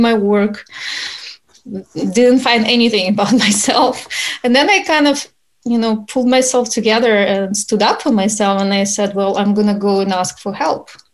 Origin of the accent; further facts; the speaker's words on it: Ukraine; moved away as an adult; also born or lived in Utah; now in United States; I'm originally from Ukraine. I moved to United States when I was an adult already.